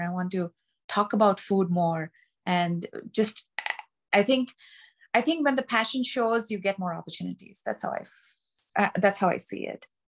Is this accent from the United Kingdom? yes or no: no; Mumbai, Maharashtra, India; moved away as an adult; now in United States; I'm from Bombay, uh, or Mumbai, which is in the state of Maharashtra